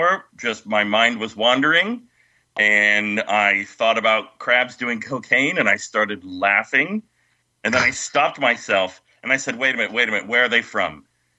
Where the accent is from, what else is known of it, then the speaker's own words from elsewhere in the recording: California, United States; I'm from California